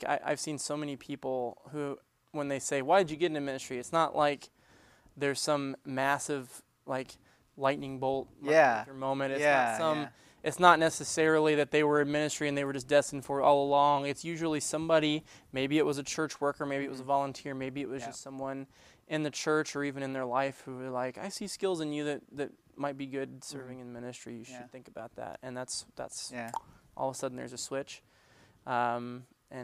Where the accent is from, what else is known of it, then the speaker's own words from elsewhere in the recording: Arkansas, United States; accent: Arkansas twang; I grew up in Arkansas. When we go back to Arkansas, all of a sudden my Arkansas twang kicks back in again.